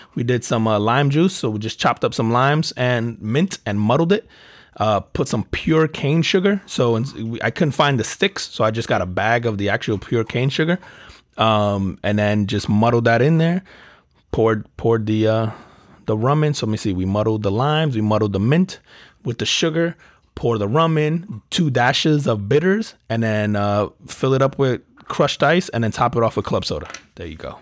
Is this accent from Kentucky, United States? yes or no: no; New Jersey, United States; growing up in New Jersey